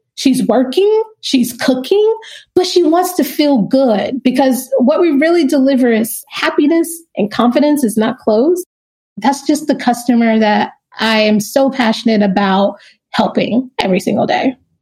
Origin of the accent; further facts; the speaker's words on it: Kinston, North Carolina, United States; moved away; also born or lived in New York / Los Angeles; I am originally from Kinston, North Carolina